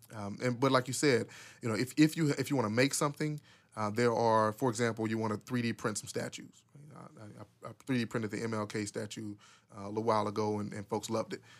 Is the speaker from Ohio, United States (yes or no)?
no; Pine Bluff, Arkansas, United States; I was born and raised in Pine Bluff